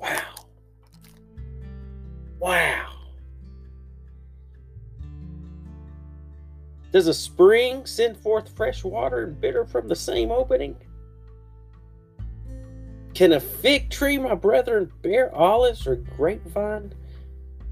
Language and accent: English; United States; As an American citizen